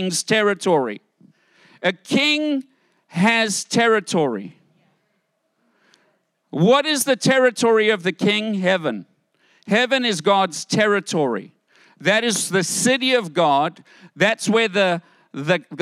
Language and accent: English; United States; I'm American